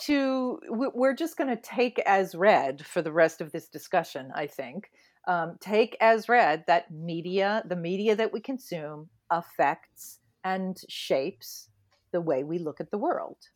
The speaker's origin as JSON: {"language": "English", "region": "New England", "country": "United States", "tie": "born or raised there", "said": "I was raised in New England, in Puritan New England"}